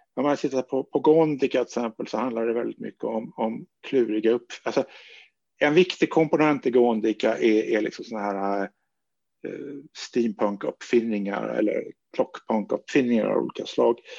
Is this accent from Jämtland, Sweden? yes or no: no; small village outside Gothenburg, Västra Götaland, Sweden; moved away; also born or lived in Stockholm; en liten västgötsk by, där jag växte upp på 1960-talet